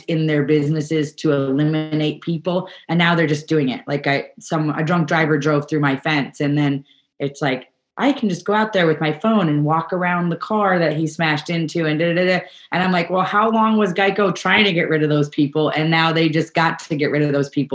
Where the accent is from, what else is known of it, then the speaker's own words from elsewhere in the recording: New York, United States; now in California, United States; I grew up in New York, and we subscribed to a CSA when I was growing up